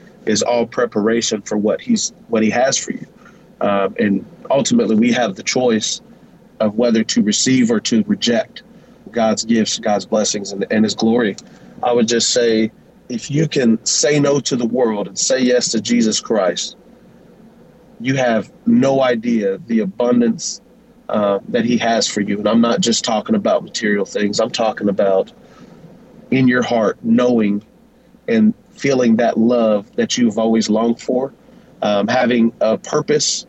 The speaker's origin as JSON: {"language": "English", "town": "Wichita", "region": "Kansas", "country": "United States", "tie": "born or raised there", "said": "born and raised here in Wichita, Kansas"}